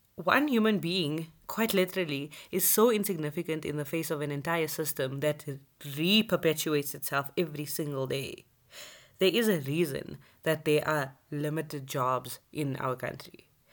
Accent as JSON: {"language": "English", "country": "South Africa", "said": "being a South African citizen"}